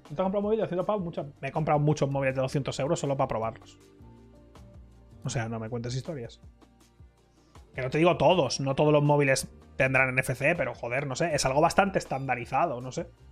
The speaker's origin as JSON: {"language": "Spanish", "country": "Spain", "said": "yo soy el único español"}